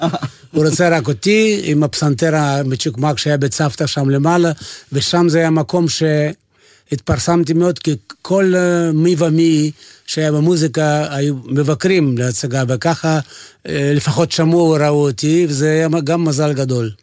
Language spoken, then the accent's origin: Hebrew; Vilnius, Vilnius County, Lithuania; Hebrew is a second language; moved away as an adult; also born or lived in Kyiv, Ukraine; now in Israel; נולדתי בברית המועצות, נולדתי בקייב, אבל אה, כל החיים שלי בברית המועצות היה בווילנה, בליטואניה.